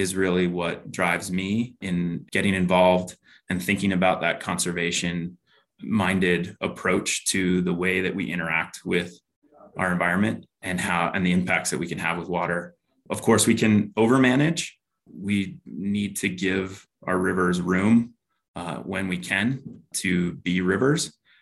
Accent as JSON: {"language": "English", "area": "Yampa Valley", "region": "Colorado", "country": "United States", "tie": "born or raised there", "said": "I grew up in the Yampa Valley"}